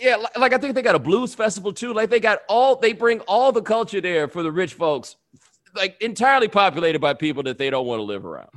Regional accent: the South, United States; moved away; I'm from the South

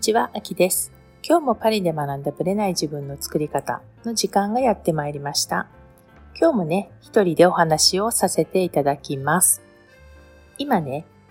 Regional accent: Japan; born or raised there; now in France

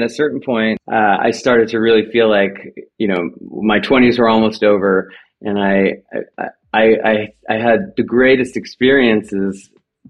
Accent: Los Angeles, California, United States; the San Fernando Valley where I was from

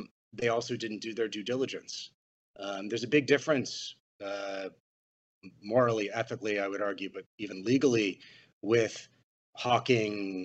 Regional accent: Austin, Texas, United States; my hometown of Austin, Texas

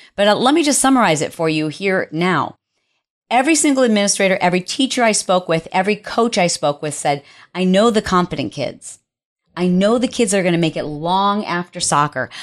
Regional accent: Detroit, Michigan, United States; moved away; I am from Detroit

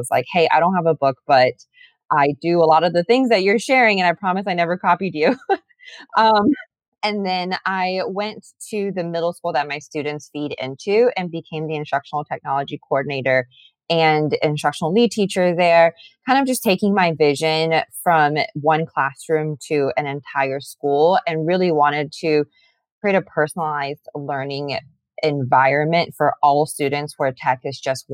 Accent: Atlanta, Georgia, United States; moved away as an adult; also born or lived in South Carolina / Arlington; I am born and raised in Atlanta

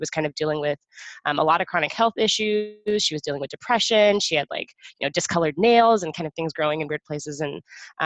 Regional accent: Texas, United States; moved away as an adult; also born or lived in San Antonio / Houston; now in Boston, United States; I'm from Texas, as you just said. My family's in San Antonio, but I spent, I guess, the last like 10 years of my life until moving to Boston in Houston. So that's what I call home

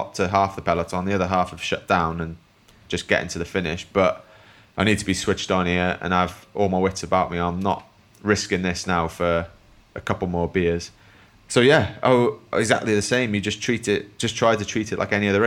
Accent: Wales, United Kingdom; growing up in Wales

